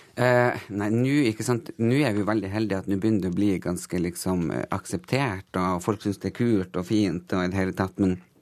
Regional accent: Tysfjord, Nordland, Norway; jeg er absolutt ikke fra Finnmark, jeg er fra Nordland.

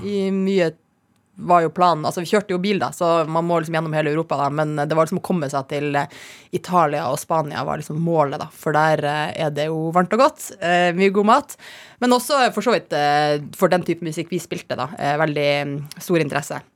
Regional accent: Kirkenes, Finnmark, Norway; jeg vokste opp i Kirkenes

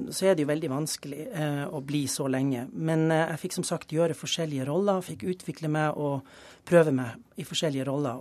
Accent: Tromsø, Troms, Norway; moved away; also born or lived in Germany; den flotte hjembyen min

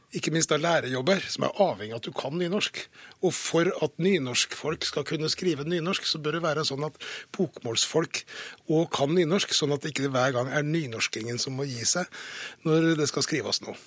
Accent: Fredrikstad, Østfold, Norway; jeg kommer fra Fredrikstad, vi kommer fra østlandsområdet

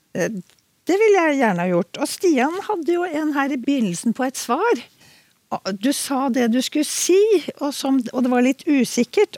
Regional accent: Oslo, Norway; jeg vokste jo opp eh, i Oslo

